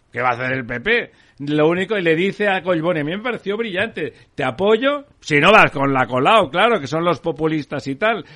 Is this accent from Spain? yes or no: yes; Barcelona, Catalonia, Spain; yo soy de Barcelona